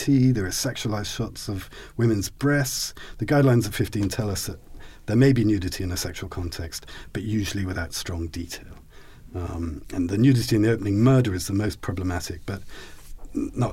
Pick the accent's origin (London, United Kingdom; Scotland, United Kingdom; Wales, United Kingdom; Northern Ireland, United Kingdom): Scotland, United Kingdom; I'm Scottish